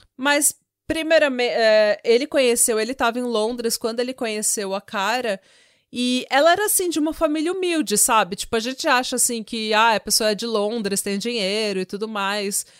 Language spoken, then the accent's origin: Portuguese; Vila São José, São Paulo, Brazil; eu nasci na, na via, na, na Vila São José e ia pra Praia Grande fazer farofa